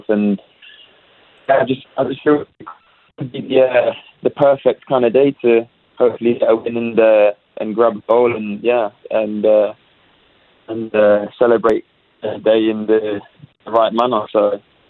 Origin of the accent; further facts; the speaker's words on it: Leicester, East Midlands, United Kingdom; moved away as an adult; now in Winnipeg, Canada; I'm from Leicester